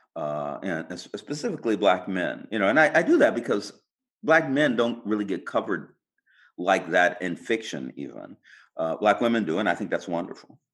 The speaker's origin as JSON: {"language": "English", "region": "California", "country": "United States", "said": "being a Californian, you know, I was a computer programmer"}